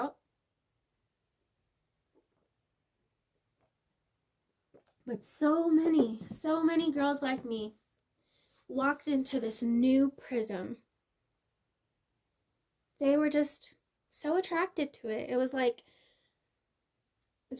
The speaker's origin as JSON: {"language": "English", "country": "United States", "said": "I'm as American as America's gonna be"}